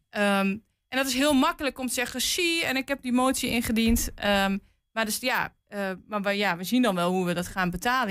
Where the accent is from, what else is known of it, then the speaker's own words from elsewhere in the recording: Twente, Overijssel, Netherlands; ik kom uit Twente en in Twente zeggen we wel eens achter Amersfoort gaat het licht uit